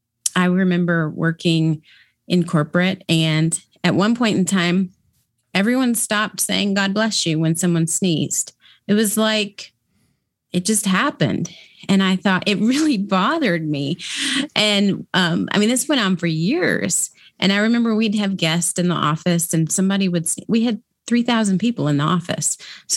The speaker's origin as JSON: {"language": "English", "region": "Kentucky", "country": "United States", "tie": "born or raised there", "said": "I was raised in Kentucky, so it was common for us to do it there. But when we moved to the Midwest, it didn't happen."}